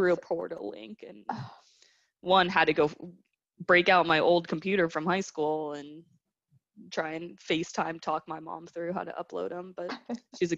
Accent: Austin, Texas, United States; also born or lived in Michigan; I am originally from Austin.

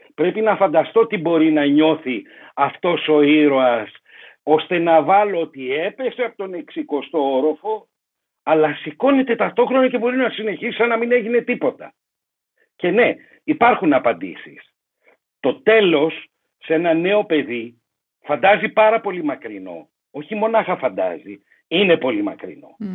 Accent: Greece; Εγώ είμαι Έλληνας, ναι.

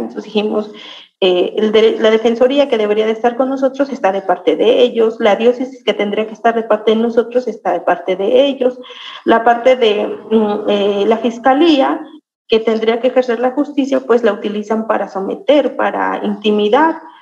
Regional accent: Santiago Mezquititlán, Querétaro, Mexico; soy originaria de Santiago Mezquititlán

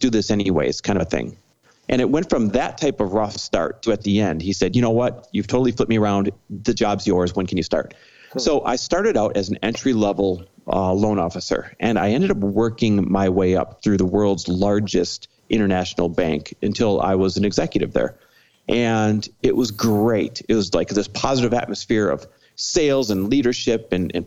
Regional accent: Midwest, United States; now in Los Angeles, United States; I am Midwest born and raised

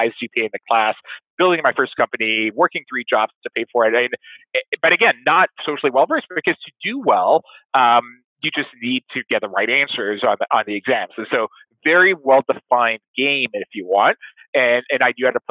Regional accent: Nice, Provence-Alpes-Côte d'Azur, France; also born or lived in Paris; I grew up in Nice

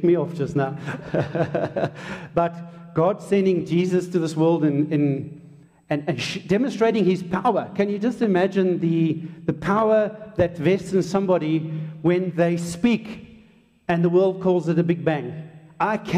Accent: Hartbeespoort, North West, South Africa; first language English; also born or lived in Durban, South Africa; I was born in Durban and we came up to the farm from being a suburban kind of dude, and we came up to a place called Hakpoort. And I went to Hakpoort Selaar School as a little soti, as an English-speaking South African

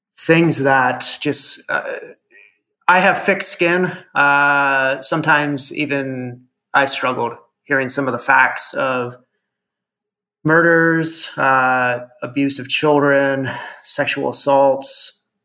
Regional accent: Fremont, Ohio, United States; I grew up in Ohio and went to a small private Catholic school

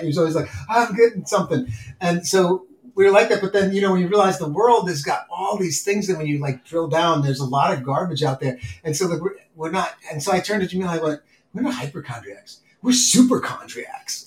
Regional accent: New York City, New York, United States; moved away; I grew up in New York City

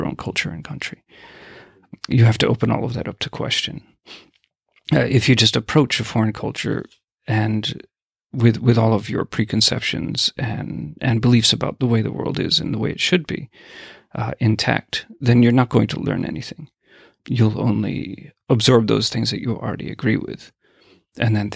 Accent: United States; when I was growing up in the States

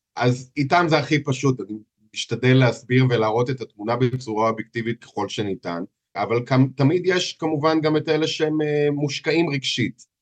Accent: Israel; accent: heavy Israeli accent; moved away as an adult; now in Warsaw, Poland; אני יליד ישראל

